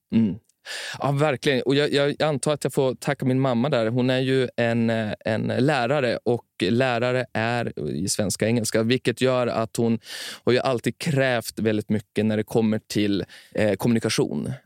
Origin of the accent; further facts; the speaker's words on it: Timrå, Västernorrland County, Sweden; Jag växte upp i Timrå